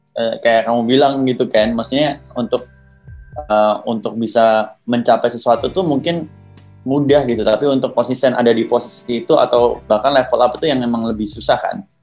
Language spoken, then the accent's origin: Indonesian; Surabaya, East Java, Indonesia; Aku orang Surabaya, jadi ngomongnya aku kamu